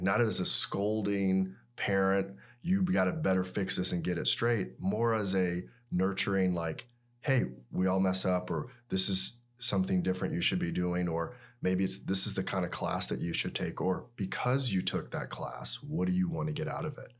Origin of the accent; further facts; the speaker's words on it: Atlanta, Georgia, United States; moved away as an adult; also born or lived in Tuscaloosa, Alabama / Seattle, Washington / Birmingham, Alabama; I grew up in Atlanta, Georgia